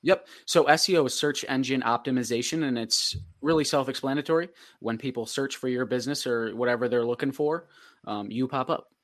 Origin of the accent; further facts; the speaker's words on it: Fulton, New York, United States; I'm from Fulton